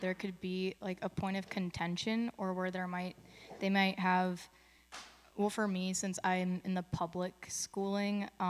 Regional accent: Castro Valley, California, United States; I'm from Castro Valley, which is East Bay area near Oakland

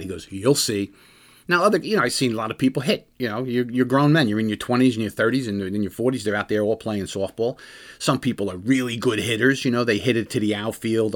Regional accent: New Jersey, United States; I'm from Jersey

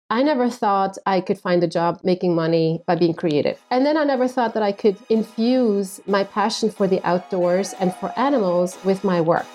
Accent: Switzerland; moved away as an adult; now in Phoenix, United States; I'm originally from Switzerland

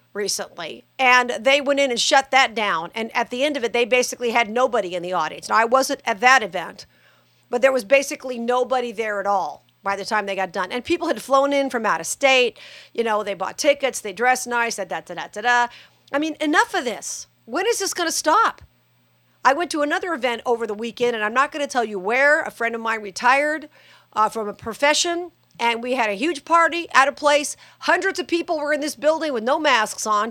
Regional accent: Las Vegas, Nevada, United States; Vegas is my hometown

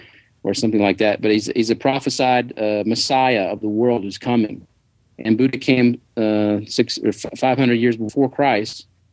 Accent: Tennessee, United States; moved away; I'm from Tennessee.

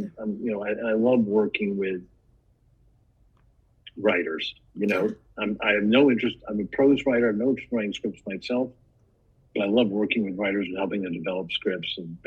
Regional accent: Washington, District of Columbia, United States; I grew up in Washington, D.C.

